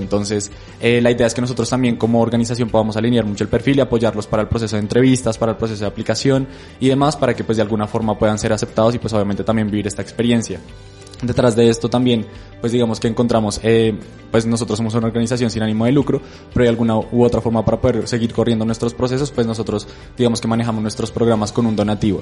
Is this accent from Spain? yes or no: no; Colombia; nosotros creemos que como colombianos